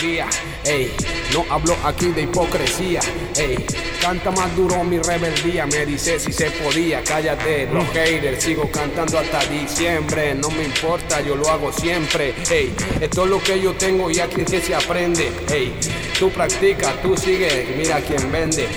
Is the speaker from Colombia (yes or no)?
yes; Colombia; me crié en Colombia, yo crecí